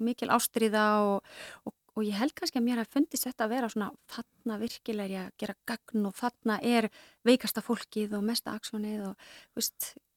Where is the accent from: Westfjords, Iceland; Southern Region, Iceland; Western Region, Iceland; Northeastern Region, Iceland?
Northeastern Region, Iceland; Akureyri; moved away; ég er sko akureyringur, Já. akureyringur í húðahár og ólstar upp